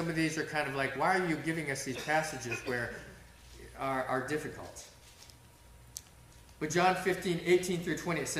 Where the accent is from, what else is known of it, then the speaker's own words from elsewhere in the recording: Russia; I remember growing up in Russia, where they had to meet outdoors in freezing temperatures.